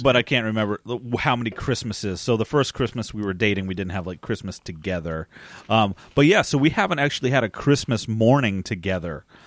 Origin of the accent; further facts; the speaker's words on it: United States; also born or lived in New Jersey; Growing up in New York and New Jersey